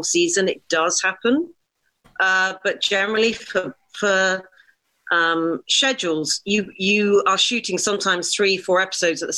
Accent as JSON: {"language": "English", "region": "England", "country": "United Kingdom", "said": "as an English white woman"}